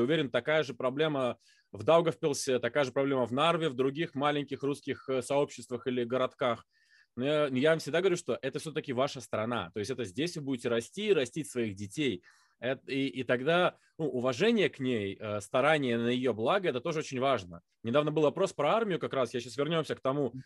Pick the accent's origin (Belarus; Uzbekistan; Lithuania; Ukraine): Lithuania; я литовец